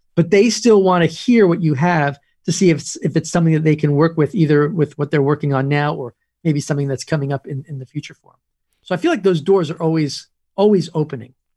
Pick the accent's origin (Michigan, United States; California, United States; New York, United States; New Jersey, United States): New York, United States; Woodstock; moved away; also born or lived in Los Angeles / Nashville; I grew up in Woodstock